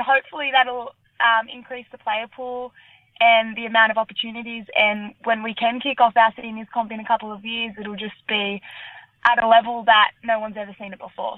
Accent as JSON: {"language": "English", "town": "Sydney", "region": "New South Wales", "country": "Australia", "tie": "born or raised there", "said": "I grew up in the Shire when I was younger"}